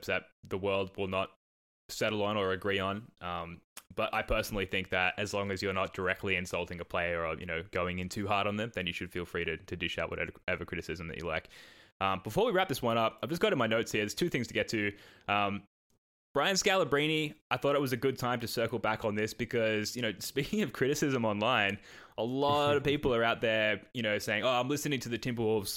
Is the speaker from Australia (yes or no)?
yes; Australia; accent: Australian; my Australian accent